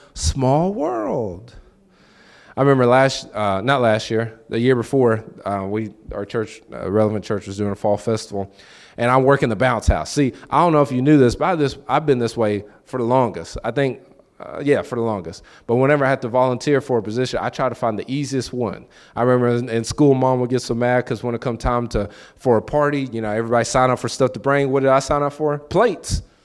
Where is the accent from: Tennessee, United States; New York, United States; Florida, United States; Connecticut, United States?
Tennessee, United States; Lexington; moved away; I'm from Lexington.